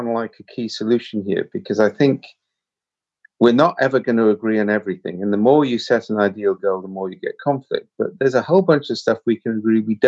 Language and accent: English; Wales, United Kingdom; I'm Welsh.